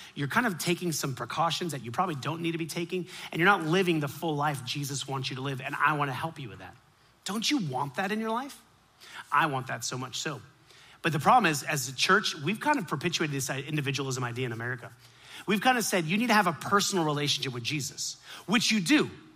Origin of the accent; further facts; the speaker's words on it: Miami, Florida, United States; I grew up in Miami